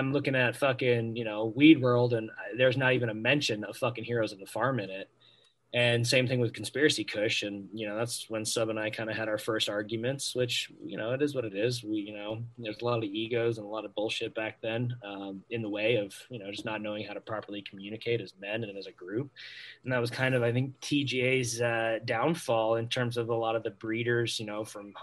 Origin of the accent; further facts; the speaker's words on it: Maine, United States; my home state